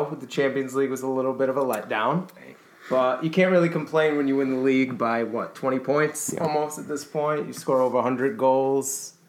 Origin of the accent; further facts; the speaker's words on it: Rhode Island, United States; We are from Rhode Island. We do live in New England.